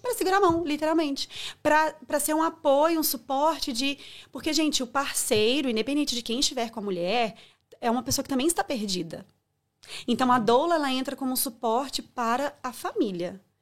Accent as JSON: {"language": "Portuguese", "town": "Viçosa", "region": "Minas Gerais", "country": "Brazil", "tie": "born or raised there", "also_born_or_lived": "São Paulo / Belo Horizonte", "moved": "yes", "said": "nasci em São Paulo, mas fui muito nova para Viçosa, então eu cresci em Minas"}